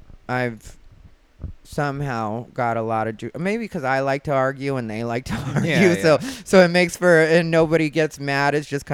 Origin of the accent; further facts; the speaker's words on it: Casa Grande, Arizona, United States; moved away as an adult; now in Los Angeles, United States; I grew up in Casa Grande, Arizona